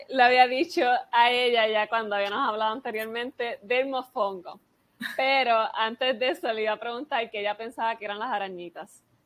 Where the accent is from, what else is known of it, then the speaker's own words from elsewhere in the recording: Puerto Rico; yo soy de Puerto Rico